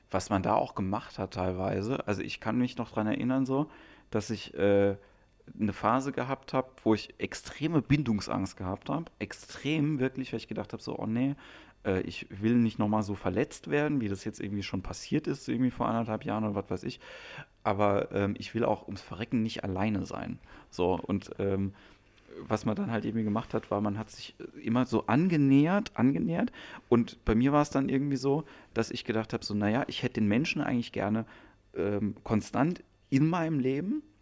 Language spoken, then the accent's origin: German; Ludwigshafen, Rhineland-Palatinate, Germany; now in Lüneburg, Germany; ja, ich äh, wohne in Lüneburg, aber eigentlich komme ich aus Ludwigshafen.